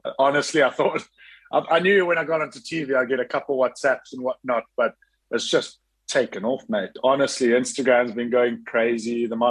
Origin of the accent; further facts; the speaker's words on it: South Africa; growing up in South Africa and going to school at Kingswood and university in Stellenbosch